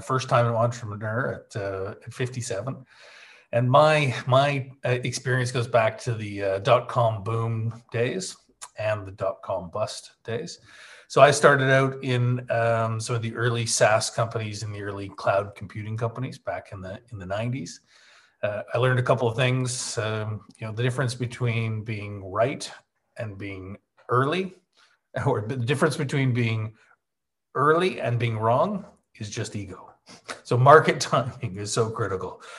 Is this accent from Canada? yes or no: yes; Calgary, Alberta, Canada; moved away as an adult; now in Isle of Man; we moved the company from Canada, Calgary, my hometown, to the Isle of Man back in 2003. And I've been here ever since.